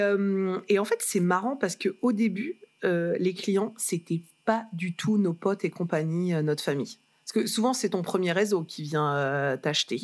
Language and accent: French; Lille, Hauts-de-France, France; moved away as an adult; also born or lived in Reims / Paris; je suis née à Lille. Placébastopol. Une vraie de vraie